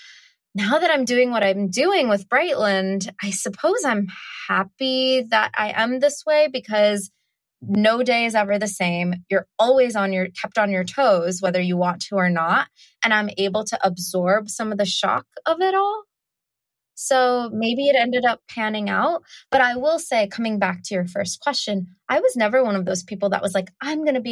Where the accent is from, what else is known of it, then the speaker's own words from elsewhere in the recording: United States; also born or lived in South India; we immigrated to America when I was 5 months old